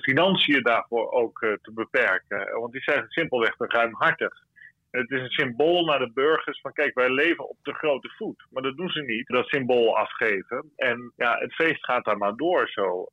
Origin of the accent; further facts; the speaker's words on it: Netherlands; wij hebben als Nederlanders